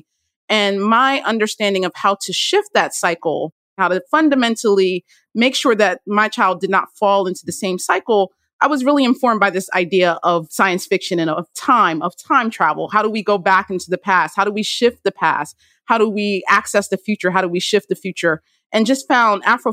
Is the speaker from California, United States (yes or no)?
no; Trenton, New Jersey, United States; I was born in Trenton, New Jersey